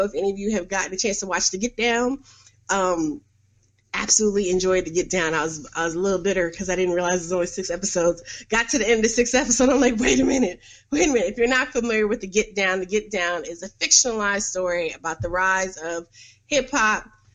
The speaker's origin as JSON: {"language": "English", "town": "New York City", "region": "New York", "country": "United States", "tie": "born or raised there", "said": "I was growing up in Harlem and the Bronx in, you know, mid to late 80s"}